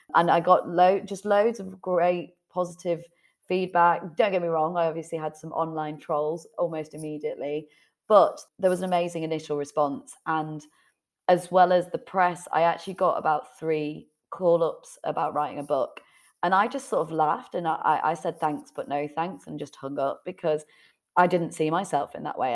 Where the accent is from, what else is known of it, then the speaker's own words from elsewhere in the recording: Leeds, Yorkshire and the Humber, United Kingdom; moved away; also born or lived in Manchester; originally I was living in Manchester, but I'm from Leeds originally